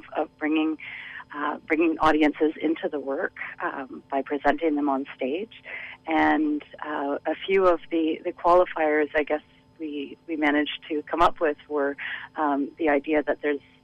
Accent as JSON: {"language": "English", "town": "Ottawa", "region": "Ontario", "country": "Canada", "moved": "yes", "lives_now": "Vancouver, Canada", "said": "I hail from Ottawa. I've been working as an independent dance artist in Vancouver since 2011."}